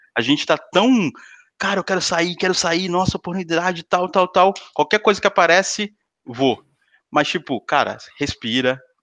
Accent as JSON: {"language": "Portuguese", "country": "Brazil", "tie": "born or raised there", "also_born_or_lived": "São Paulo", "moved": "as an adult", "lives_now": "Portugal", "said": "eu nasci numa cidade pequena."}